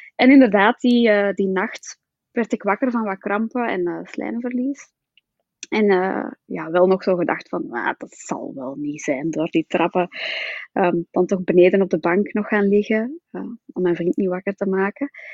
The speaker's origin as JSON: {"language": "Dutch", "region": "Flanders", "country": "Belgium", "accent": "Flemish", "said": "ik woon samen in het mooie België, zoals je wel kan horen"}